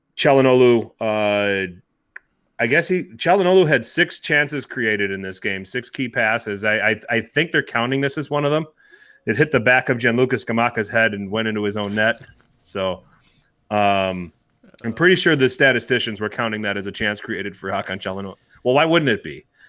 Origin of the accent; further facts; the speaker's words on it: Wisconsin, United States; I'm from Wisconsin. We're like the, we're the drunkest state in the union